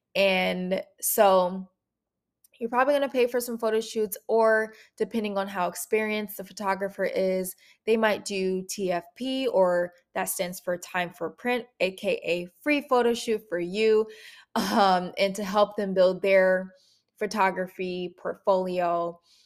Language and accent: English; Minneapolis, Minnesota, United States; moved away as an adult; now in Atlanta, United States; I'm from Minneapolis, Minnesota, born and raised.